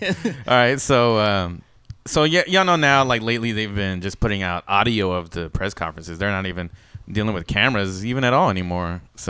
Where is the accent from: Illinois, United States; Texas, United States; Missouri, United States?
Texas, United States; Dripping Springs; it's in Austin, which is liberal as fuck, but I'm from Dripping Springs.